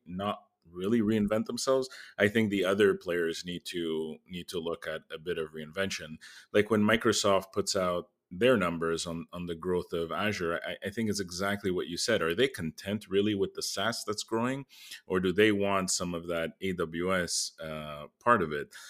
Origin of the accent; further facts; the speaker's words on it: Canada; as a Canadian